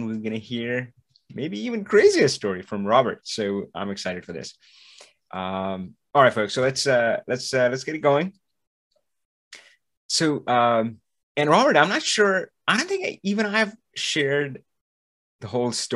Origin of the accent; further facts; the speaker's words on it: India; I'm from India.